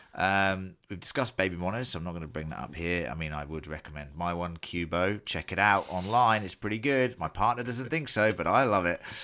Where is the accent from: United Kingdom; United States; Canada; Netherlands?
United Kingdom; England; as an Englishman who gets semi-decent Guinness in England